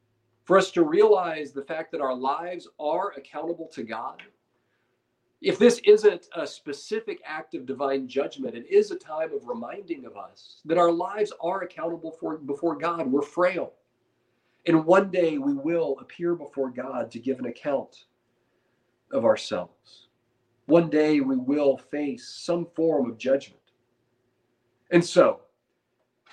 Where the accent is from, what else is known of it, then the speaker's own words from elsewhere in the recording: United States; as modern American Christians